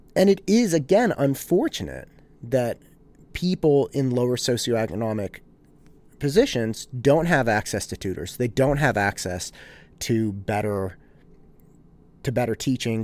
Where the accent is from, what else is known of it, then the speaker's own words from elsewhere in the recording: Concord, California, United States; I grew up in Concord